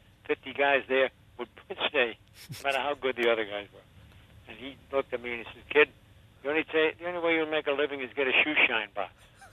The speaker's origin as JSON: {"language": "English", "town": "New York City", "region": "New York", "country": "United States", "tie": "born or raised there", "said": "I was born in Brooklyn"}